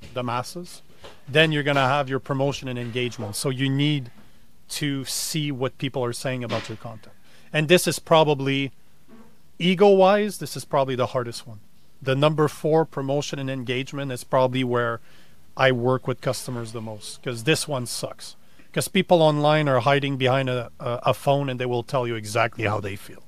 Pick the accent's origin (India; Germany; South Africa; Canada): Canada; now in United States; I'm Canadian